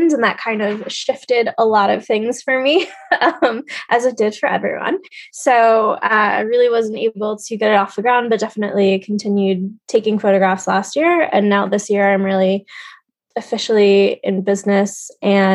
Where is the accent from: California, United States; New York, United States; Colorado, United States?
New York, United States; New York City; I was born and raised in New York City